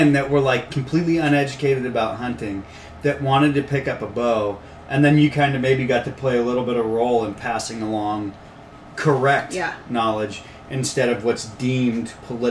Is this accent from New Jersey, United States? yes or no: no; Marin County, California, United States; so much time growing up in Marin